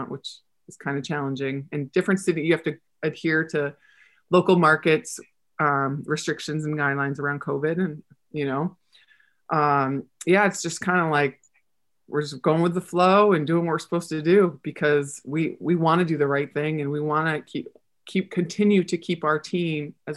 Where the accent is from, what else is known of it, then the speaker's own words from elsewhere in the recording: New Hampshire, United States; also born or lived in Manhattan, New York; now in Orlando, United States; growing up in New Hampshire